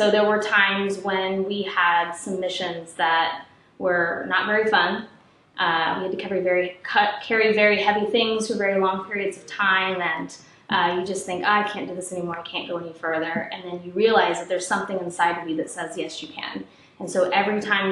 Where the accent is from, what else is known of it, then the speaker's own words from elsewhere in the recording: Ohio, United States; I grew up in Ohio, I'm its biggest fan